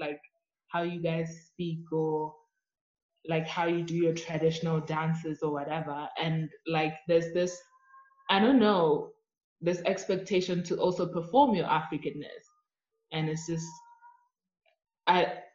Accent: Eswatini; now in United States; I'm from Swaziland

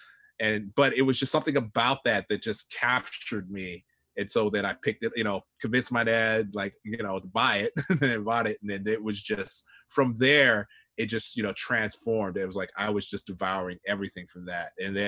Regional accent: Japan; But growing up in Japan, so I, you know, I was exposed to Sentai, you know, Kamen Rider

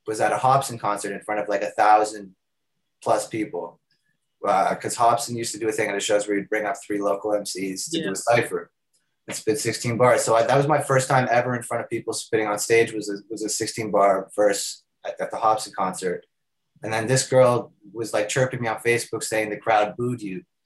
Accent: Toronto, Ontario, Canada; I'm an artist from Toronto

